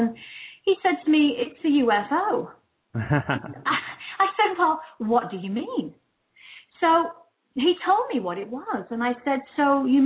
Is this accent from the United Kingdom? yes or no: yes; United Kingdom; moved away as an adult; also born or lived in London; now in California, United States